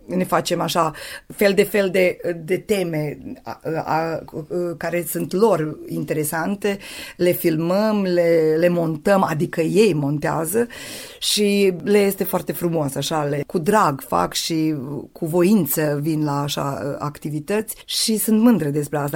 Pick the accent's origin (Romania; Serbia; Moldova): Serbia; Torak, Vojvodina; moved away as an adult; now in Idvor, Serbia; între satul meu și între mine